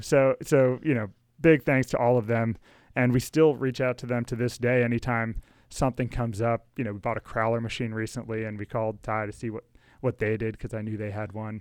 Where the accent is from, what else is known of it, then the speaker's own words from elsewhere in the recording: Rockville, Maryland, United States; I grew up in Rockville with Alex